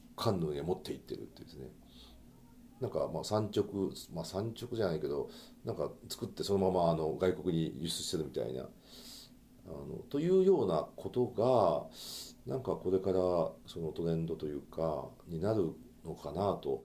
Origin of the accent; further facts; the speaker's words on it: Nara, Japan; now in Tokyo, Japan; 今奈良というところにその自分の実家の家があって